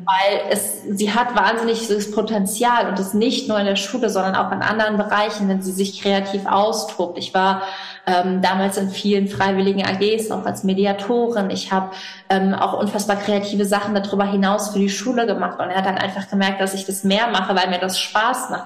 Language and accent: German; Rhineland-Palatinate, Germany; also born or lived in Oxford; Bei uns in Rheinland-Pfalz